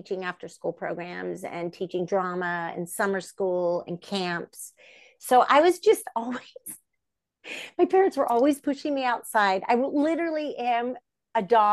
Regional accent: Bay Area, Northern California, United States; I'm from the Bay Area, Northern California

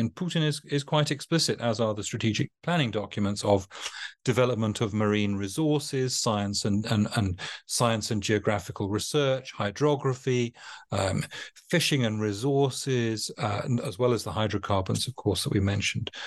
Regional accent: United Kingdom; a Brit that thinks of, of, of maritime power as integral to our, our culture

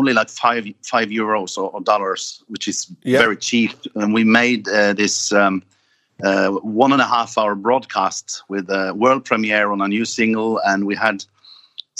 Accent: Norway; my hometown, which is small, well, 100,000, it's the sixth biggest city in Norway

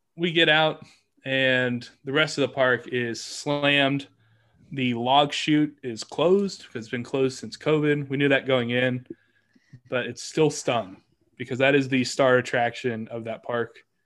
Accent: Kansas City, United States; I'm from Kansas City

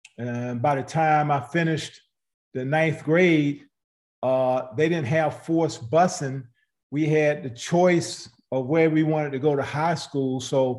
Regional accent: Greensboro, North Carolina, United States; Well, growing up in Greensboro was definitely something that, everybody should have experienced in life. You know, I came through integration and busing in the 60s. I had always been in Black schools.

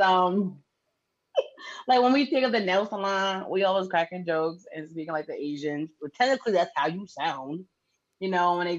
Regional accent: Connecticut, United States; accent: East Coast; I'm from Connecticut, from the tri-state.

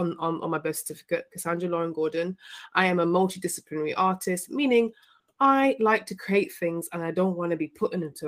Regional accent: Birmingham, West Midlands, United Kingdom; accent: Midlands; moved away as an adult; also born or lived in Liverpool / Coventry; now in London, United Kingdom; I grew up in Birmingham, which is the second city of England.

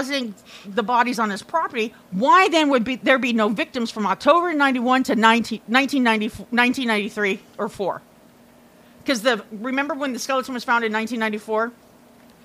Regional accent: Iowa, United States; moved away; I grew up in Iowa, right next door to fucking Indiana

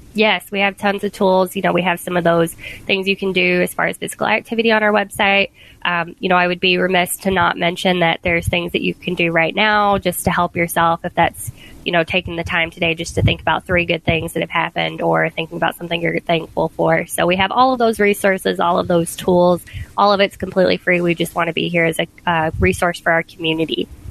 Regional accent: the South, United States; moved away; I grew up in the South where, you know, sweet tea was the thing

